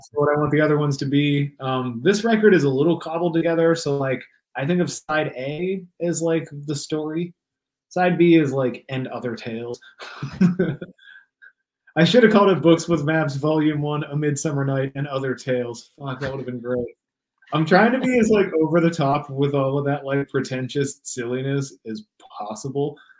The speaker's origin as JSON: {"language": "English", "region": "Pennsylvania", "country": "United States", "tie": "born or raised there", "also_born_or_lived": "Washington", "moved": "yes", "lives_now": "Los Angeles, United States", "said": "kicked it in Pittsburgh for a couple days. Like got sick of my hometown, went to Pittsburgh"}